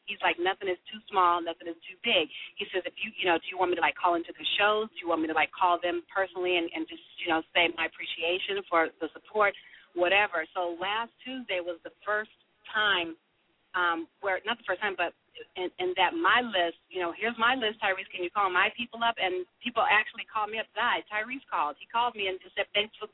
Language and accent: English; Sacramento, California, United States; moved away; Does your audience know I'm from Sacramento?